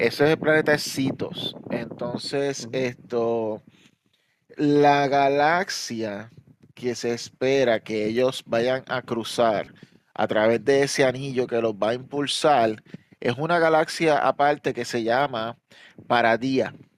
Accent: Puerto Rico; now in New York, United States; somos de Puerto Rico, yo vivo en Nueva York

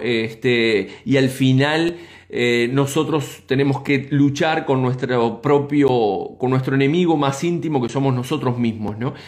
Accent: Uruguay; nosotros como uruguayos

